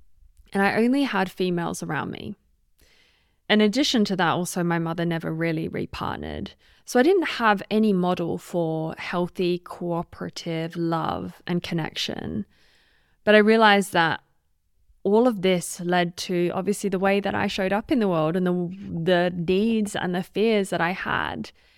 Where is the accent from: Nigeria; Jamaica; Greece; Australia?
Australia; also born or lived in United Kingdom; now in Switzerland; You might be able to tell from the accent, I'm not sure, but I am Australian and British, and I now live in Switzerland.